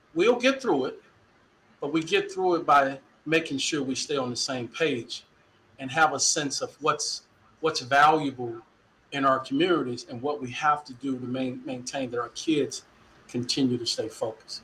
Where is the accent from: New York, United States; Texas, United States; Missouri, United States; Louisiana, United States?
Texas, United States; Dallas; moved away as an adult; also born or lived in Waterloo, Iowa; now in Iowa, United States; growing up in Dallas, born in '64, I got a lot of conscience of history in the Dallas Independent School District